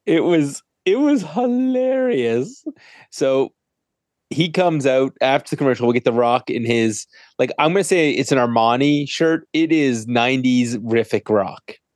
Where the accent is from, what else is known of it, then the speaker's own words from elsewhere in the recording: Canada; I'm Canadian